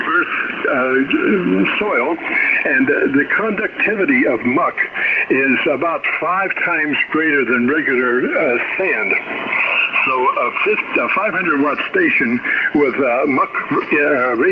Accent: West Palm Beach, Florida, United States; my hometown was West Palm Beach

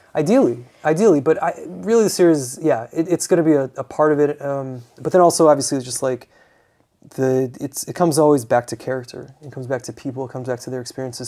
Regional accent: United States; I'm an American

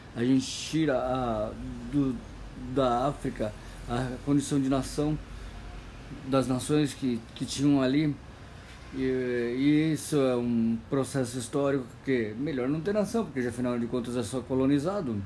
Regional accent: Brazil; para mim que sou brasileiro. Eu, brasileiro

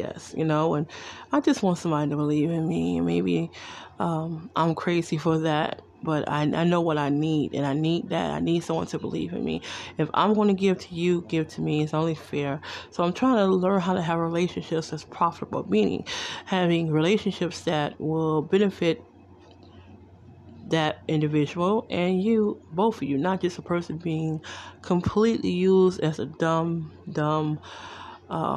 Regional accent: Detroit, Michigan, United States; also born or lived in New Jersey; now in Las Vegas, United States; I'm originally from Detroit, Michigan

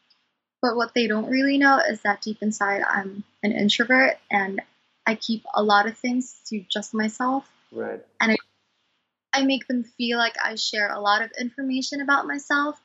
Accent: Cebu City, Central Visayas, Philippines; I was born in Cebu, Philippines

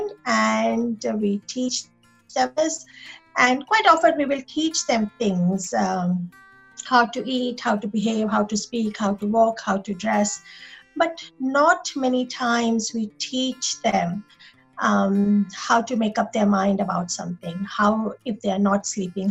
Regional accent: India; moved away as an adult; now in Sydney, Australia; I was born and raised in India. I come from a small group of island in southeast of India. So not from mainland of India.

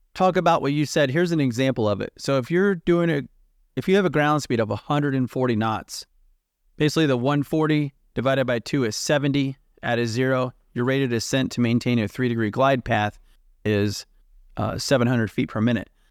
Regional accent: United States; I'm from the United States

